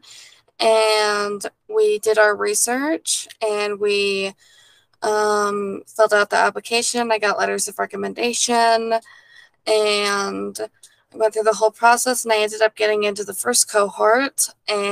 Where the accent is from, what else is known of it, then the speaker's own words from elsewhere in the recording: Park City, Utah, United States; I grew up in Park City, Utah